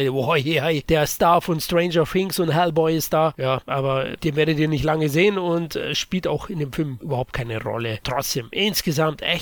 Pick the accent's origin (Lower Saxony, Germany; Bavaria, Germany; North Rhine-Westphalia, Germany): Bavaria, Germany; Somit hier Speziwirtschaft, würde man bei uns in Bayern sagen.